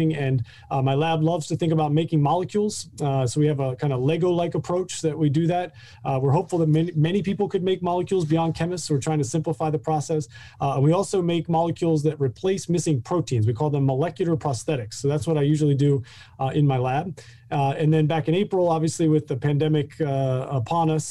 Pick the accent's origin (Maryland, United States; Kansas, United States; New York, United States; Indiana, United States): Maryland, United States; about an hour northwest of Baltimore; moved away as an adult; also born or lived in Massachusetts; I grew up in Maryland, about an hour northwest of Baltimore